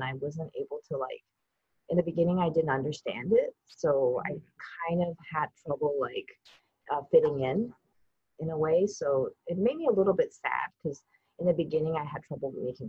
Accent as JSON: {"language": "English", "country": "Taiwan", "tie": "born or raised there", "also_born_or_lived": "Canada", "second_language": "English", "moved": "as an adult", "said": "I was born in Taiwan, and our entire family moved to Canada when I was 8. I lived there for like 4 years. And then I spent my teenage years in Taiwan. And then I went to college in the States."}